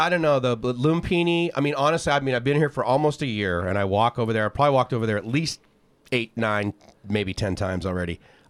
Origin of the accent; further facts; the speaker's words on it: near Boston, Massachusetts, United States; now in Thailand; I grew up, you know, near Boston area too